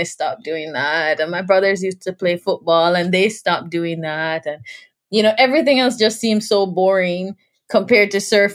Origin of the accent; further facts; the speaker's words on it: Bull Bay, Saint Andrew, Jamaica; We live on a very small fishing beach, you know, called Bull Bay, 8 Mile Bull Bay. So being in the water was something that we grew up doing